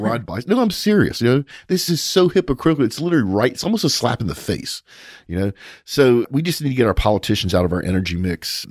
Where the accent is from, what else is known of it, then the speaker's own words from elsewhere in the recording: United States; as an American and as an oil and gas professional